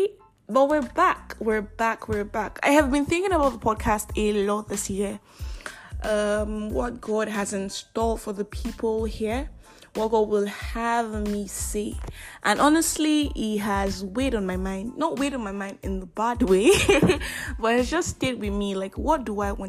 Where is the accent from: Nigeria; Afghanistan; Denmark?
Nigeria; I am that Nigerian Christian alcoholic